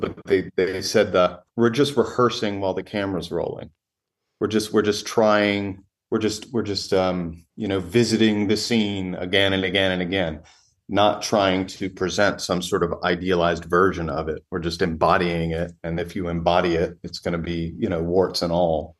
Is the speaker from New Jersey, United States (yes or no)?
no; Raleigh, North Carolina, United States; moved away as an adult; also born or lived in New York / Los Angeles; now in Western North Carolina, United States; I grew up in Raleigh for the most part, in Raleigh, North Carolina, right in the middle of the state